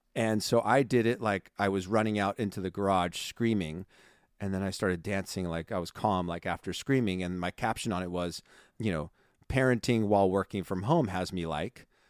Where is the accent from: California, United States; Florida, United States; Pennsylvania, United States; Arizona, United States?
California, United States; I'm from California